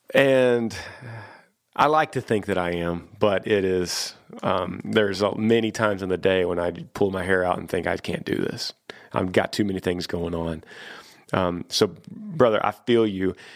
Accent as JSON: {"language": "English", "region": "Texas", "country": "United States", "said": "I've moved back to my home state of Texas, and I've been here for twenty years"}